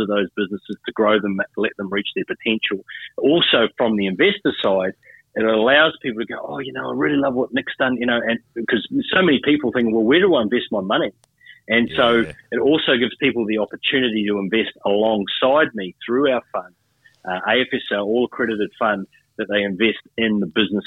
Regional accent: Hamilton, Waikato, New Zealand; also born or lived in Auckland, New Zealand; now in Queensland, Australia; From New Zealand originally. Oh, so I was born in Auckland. I grew up in a small town called Hamilton

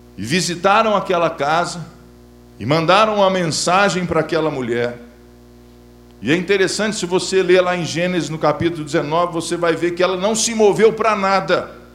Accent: Belo Horizonte, Minas Gerais, Brazil; estou em BH, minha terra natal

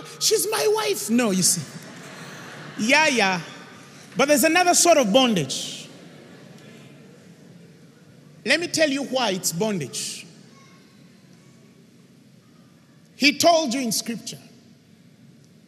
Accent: Uganda; Uganda, baby, Uganda.

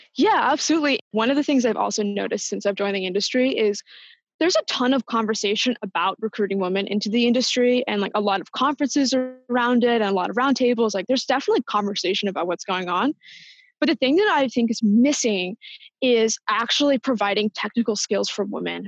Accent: Washington, District of Columbia, United States; moved away as an adult; also born or lived in New York; now in San Francisco, United States; I born in New York, but am from the larger Washington DC area. I moved to San Francisco about six months ago

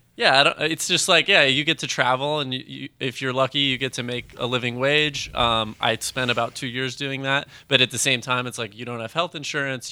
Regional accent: Phoenix, Arizona, United States; I'm from Phoenix

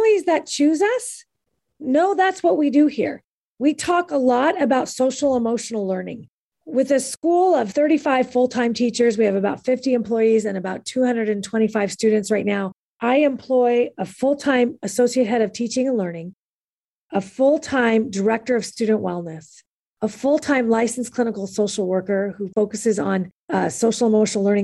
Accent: California, United States; also born or lived in Kansas City, Missouri; I'm from California and this is my home

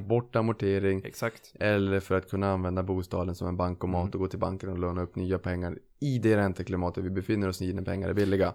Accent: Norrland, Sweden; now in Lidingö, Sweden; jag är norrlänning

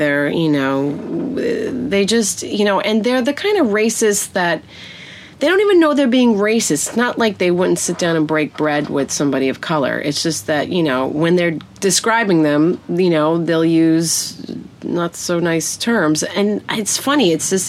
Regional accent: New York City, New York, United States; I grew up in Brooklyn, Bensonhurst

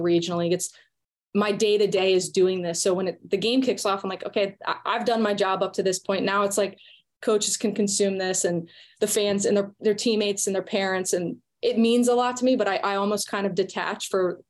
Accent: Richmond, Virginia, United States; I actually grew up in Richmond, Virginia, which is where the ECNL is based out

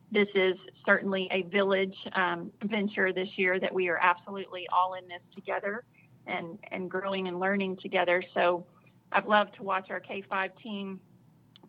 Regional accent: Southeast Texas, United States; now in Arkansas, United States; I grew up in Southeast Texas

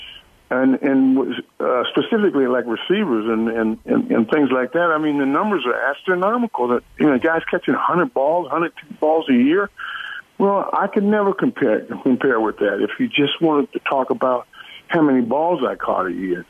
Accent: Baltimore, Maryland, United States; moved away as an adult; when I grew up in Baltimore, the neighborhoods were like individual little barrels in a little town.

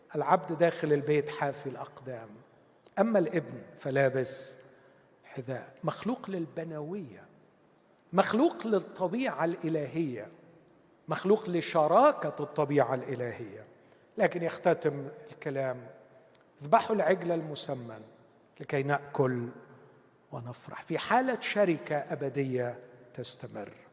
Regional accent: Egypt; بتاعتنا كمصريين

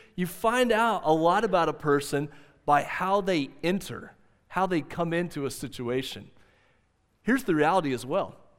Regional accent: Southwest Oklahoma, United States; moved away; I told you I grew up in Southwest Oklahoma. I grew up in a little eight-man football school town called Central High.

